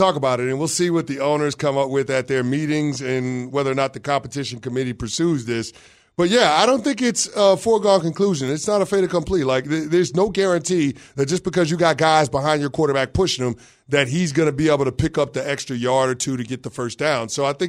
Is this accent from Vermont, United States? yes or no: no; New York, United States; I'm a New Yorker